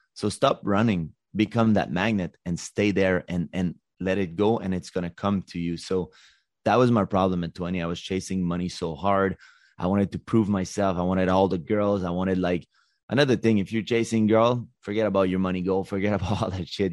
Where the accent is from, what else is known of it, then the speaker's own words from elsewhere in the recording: Montreal, Quebec, Canada; also born or lived in Los Angeles; I'm from Montreal